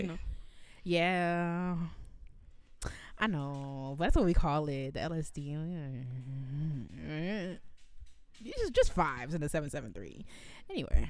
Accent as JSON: {"language": "English", "town": "Evanston", "region": "Illinois", "country": "United States", "said": "This is so embarrassing, but technically I'm from Evanston, okay? I am from Evanston."}